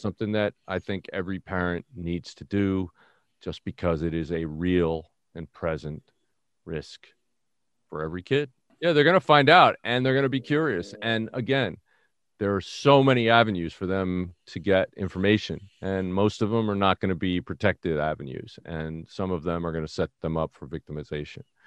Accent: New York City, New York, United States; moved away; I'm from the Bronx

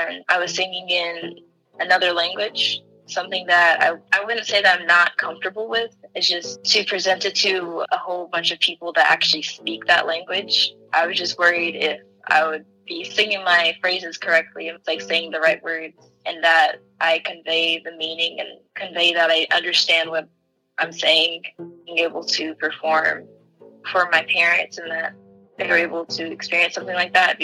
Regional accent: El Paso, Texas, United States; moved away as an adult; now in Austin, United States; I'm from El Paso, Texas. I recently moved to Austin, Texas

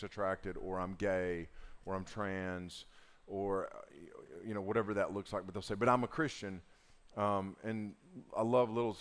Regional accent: Southern Appalachia, United States; accent: Southern Appalachian; my Southern Appalachian enunciation

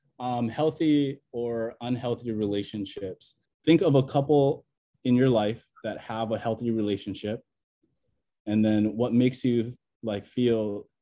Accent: Maui, Hawaii, United States; also born or lived in Ewa Beach; I'm from Maui. So I'm not on Maui actually right now, though. I'm in Ewa Beach.

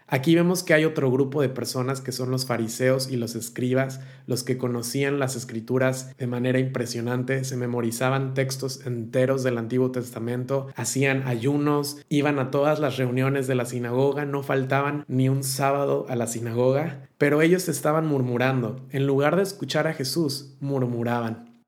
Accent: Mexico; now in Turkey; yo no digo soy mexicano y por lo tanto soy cristiano

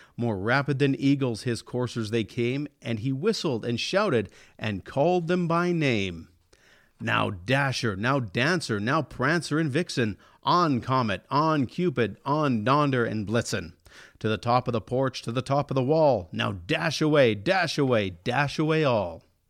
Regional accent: Elk Point, Alberta, Canada; my hometown of Elk Point

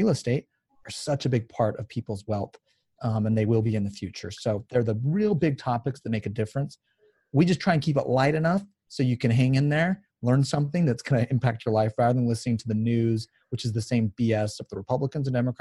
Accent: Utah, United States; I'm from Utah

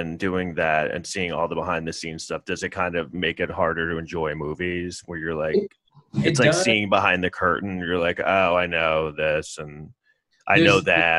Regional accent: New York City, New York, United States; I grew up in New York City

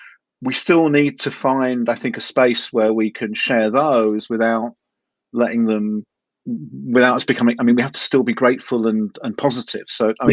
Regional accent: United Kingdom; You know, I'm British

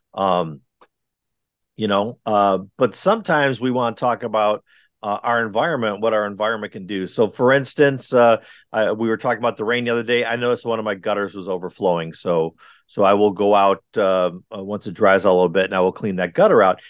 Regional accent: Wisconsin, United States; also born or lived in California / Texas; now in North Carolina, United States; I'm, I'm originally from Wisconsin where it is wickedly cold all the time

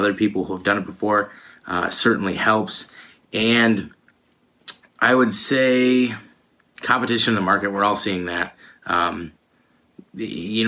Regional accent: Allen Park, Michigan, United States; I'm from Allen Park, Michigan, which is about 20 minutes away from Detroit.

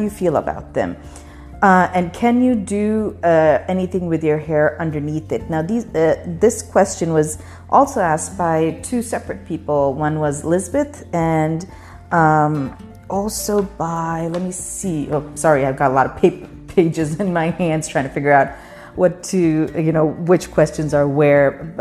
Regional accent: Pakistan; When I grew up in Pakistan, none of the women in my family did

